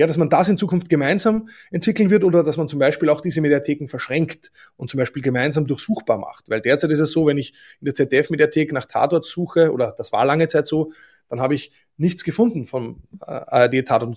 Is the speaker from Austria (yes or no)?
yes; Austria; Ich finde als Österreicher